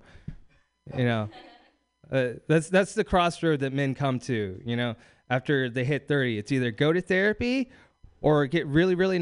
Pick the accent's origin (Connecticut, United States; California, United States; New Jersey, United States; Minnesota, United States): California, United States; Bakersfield; moved away; I'm from Bakersfield, California